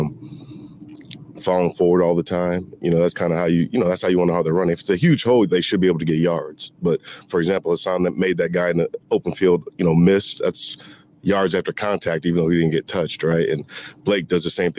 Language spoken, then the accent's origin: English; Syracuse, New York, United States; I'm from Syracuse, New York. And so I grew up knowing about Floyd Little, Jim Brown